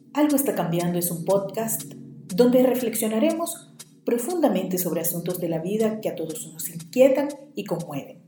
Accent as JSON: {"language": "Spanish", "country": "Venezuela", "said": "el poeta de mi tierra"}